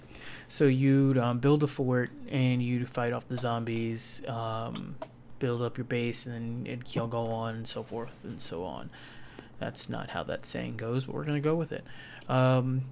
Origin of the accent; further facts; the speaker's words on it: United States; I was born in America